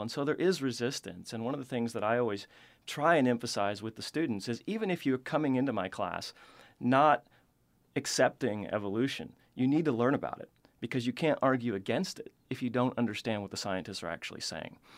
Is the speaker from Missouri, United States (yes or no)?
yes; the Ozarks, Missouri, United States; now in Tennessee, United States; I grew up in Missouri, in the Ozarks, which is a really cave-rich region.